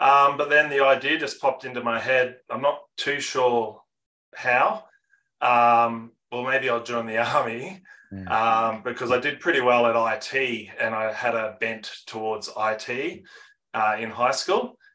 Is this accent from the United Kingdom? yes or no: no; Geelong, Victoria, Australia; I'm born and bred in Geelong, Victoria.